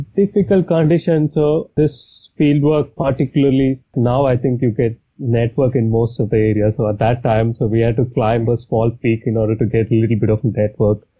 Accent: Chennai, Tamil Nadu, India; moved away as an adult; I'm from Chennai. I grew up in Chennai

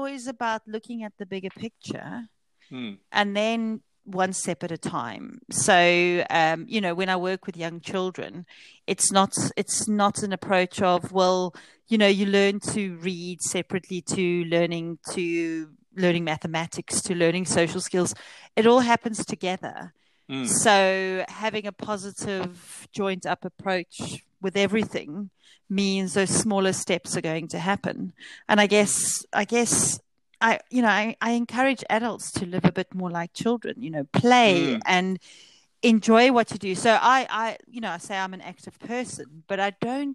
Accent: South Africa; moved away; I grew up in South Africa, sort of at the tail end of the apartheid days.

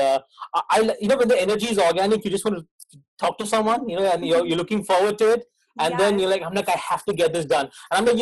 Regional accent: Mumbai, Maharashtra, India; moved away as an adult; also born or lived in Bournemouth; I was born in Mumbai. So it used to be called Bombay, now it's Mumbai in India, and grew up in a fairly low middle class, low middle class household

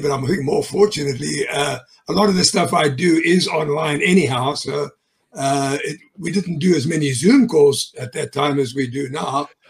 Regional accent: South Africa; moved away as an adult; now in United States; I'm a South African native. I was born there

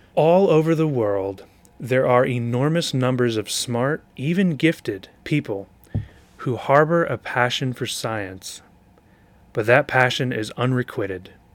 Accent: Shamokin, Pennsylvania, United States; also born or lived in Philadelphia, Pennsylvania; when I was four years old

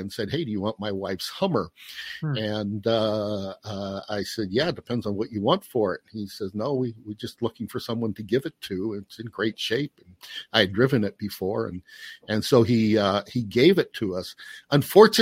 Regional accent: Portage, Indiana, United States; moved away; also born or lived in Pennsylvania; I grew up in Portage, Indiana, Northwest Indiana

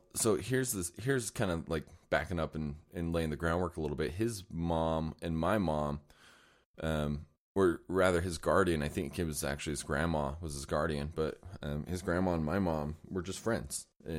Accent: Layton, Utah, United States; I grew up in Layton, Utah.

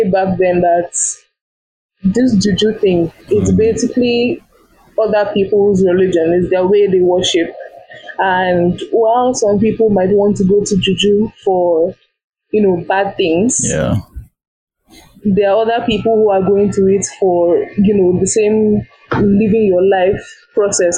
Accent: Nigeria; I'm a Nigerian.

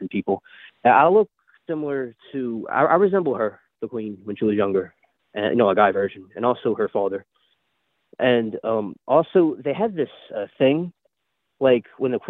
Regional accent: United States; my dad's side is from England, but I was raised in America. That's why I talk like this

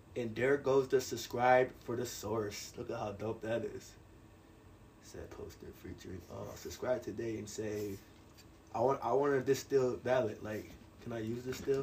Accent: New York, United States; I'm a New Yorker

